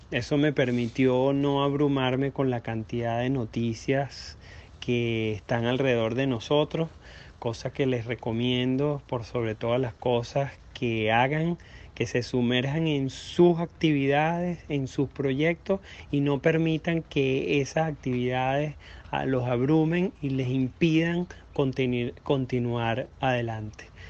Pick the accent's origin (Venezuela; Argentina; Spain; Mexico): Venezuela; now in United States; soy venezolano, y me vine a Estados Unidos hace nueve años y medio